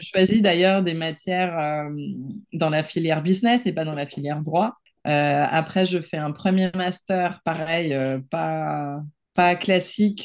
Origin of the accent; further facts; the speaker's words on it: Barcelona, Catalonia, Spain; French is a second language; moved away as an adult; now in France; Moi, je suis espagnole à 100%. J'ai grandi à Barcelone